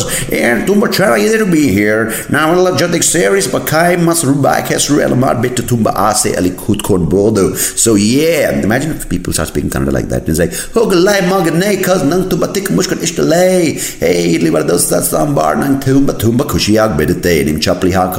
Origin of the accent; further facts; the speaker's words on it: India; moved away; I am from India